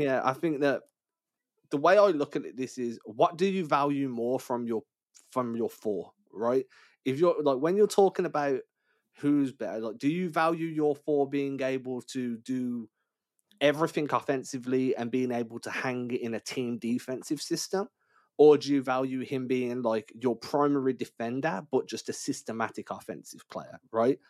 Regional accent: England, United Kingdom; I'm English

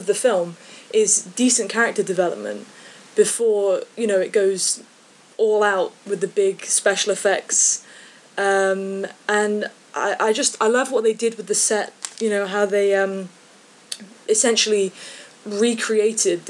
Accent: Midlands, United Kingdom; now in Scotland, United Kingdom; I'm from the UK. I currently live in Scotland, but I'm originally from the Midlands. Like England area

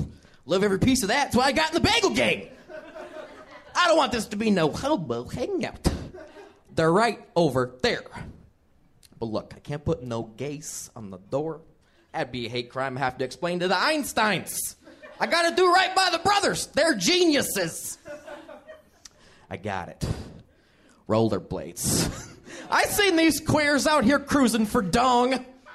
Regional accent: Chicago, Illinois, United States; I'm from Chicago.

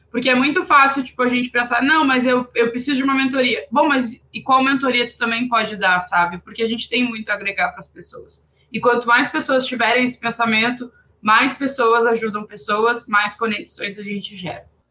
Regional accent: interior of Rio Grande do Sul, Brazil; Eu sou do interior do Rio Grande do Sul

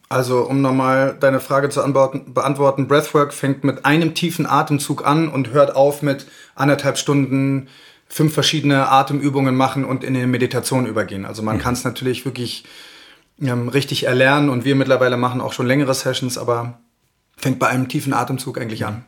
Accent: Berlin, Germany; moved away as an adult; now in Garmisch-Partenkirchen, Germany; bin aus Berlin, aus der großen Stadt hier eingetaucht in die Kleinstadt

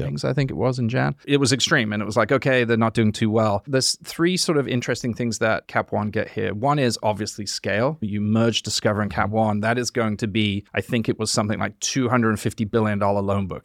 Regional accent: High Wycombe, South East England, United Kingdom; moved away; I live, yeah, I was born there

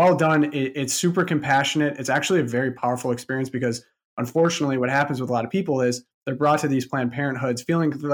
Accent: Michigan, United States; moved away; I'm from Michigan

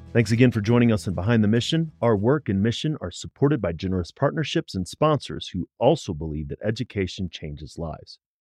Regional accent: St. Louis, Missouri, United States; I grew up in Saint Louis

